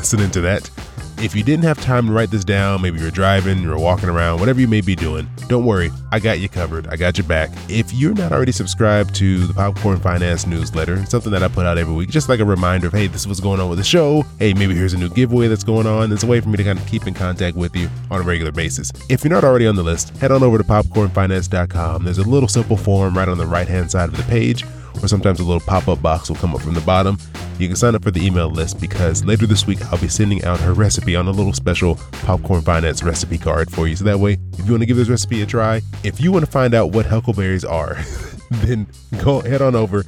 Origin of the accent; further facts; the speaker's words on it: California, United States; now in Florida, United States; I'm from California